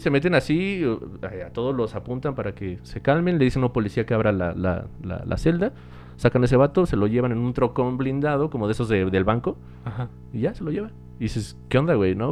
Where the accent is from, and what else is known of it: Mexico